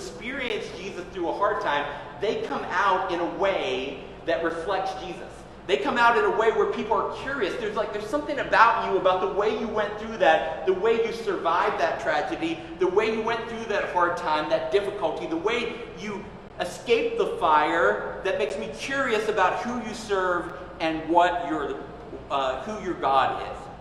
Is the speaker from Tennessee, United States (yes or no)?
yes; Tennessee, United States; growing up in Tennessee, my grandfather was a smoker